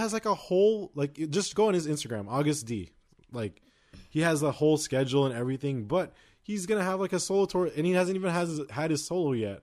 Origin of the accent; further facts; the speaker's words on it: United States; we're American